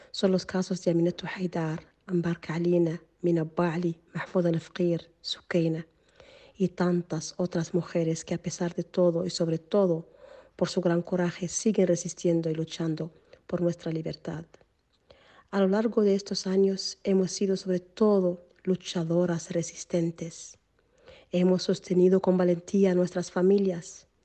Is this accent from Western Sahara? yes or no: yes; Western Sahara; Es mi nombre saharaui. Me gustaría hablarles brevemente sobre la realidad que vive mi pueblo bajo la ocupación marroquí.